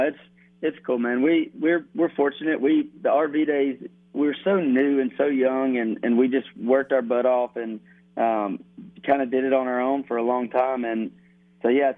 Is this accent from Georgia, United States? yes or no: yes; Dalton, Georgia, United States; I grew up in Dalton, Georgia.